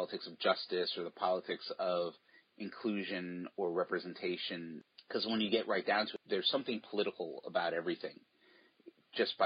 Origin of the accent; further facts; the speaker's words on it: East Coast, United States; also born or lived in New York / New Jersey / Connecticut; now in Portland, United States; I grew up on the East Coast and I still have family there. So I'm back in New York. I lived in New York, New Jersey, and Connecticut.